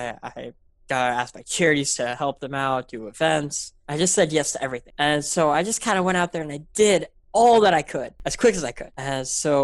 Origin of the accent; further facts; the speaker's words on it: Memphis, Tennessee, United States; I'm from Memphis, Tennessee, middle of nowhere, no Michelin star restaurants anywhere.